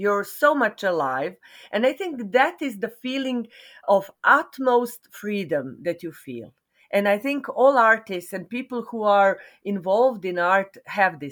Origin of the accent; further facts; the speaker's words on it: Serbia; also born or lived in Belgrade, Serbia; I am a theater practitioner and dance practitioner from Serbia. I was born in Yugoslavia, but now I live in Serbia.